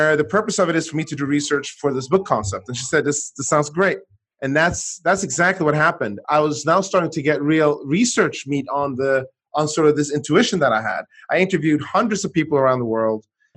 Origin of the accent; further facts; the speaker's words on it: Sweden; moved away as an adult; also born or lived in United States; I grew up in Sweden